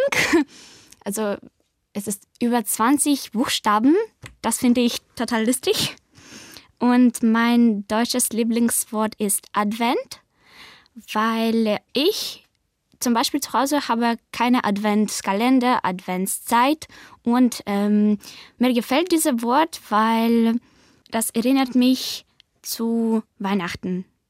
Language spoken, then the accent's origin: German; Kyiv, Ukraine; German is a second language; Ich komme aus Ukraine, aus Hauptstadt Kiew